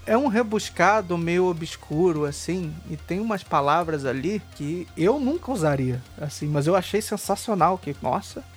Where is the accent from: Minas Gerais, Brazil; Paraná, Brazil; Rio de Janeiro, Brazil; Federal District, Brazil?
Rio de Janeiro, Brazil; Eu sou do Rio de Janeiro